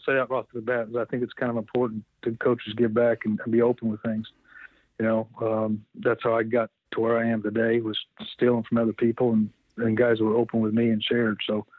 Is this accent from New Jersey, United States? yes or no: no; California, United States; moved away as an adult; also born or lived in Tennessee; I'm from California.